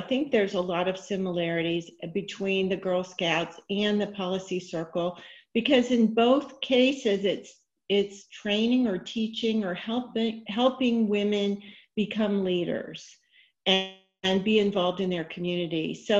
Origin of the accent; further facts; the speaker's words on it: Richardson, Texas, United States; So with that, I grew up in Richardson, Texas.